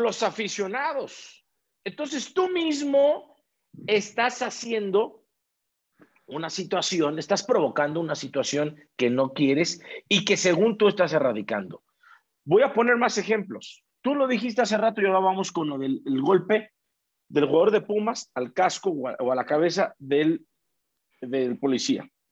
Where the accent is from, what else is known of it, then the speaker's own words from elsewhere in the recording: Mexico; como latino, como mexicano, como albureros, como lo que somos nosotros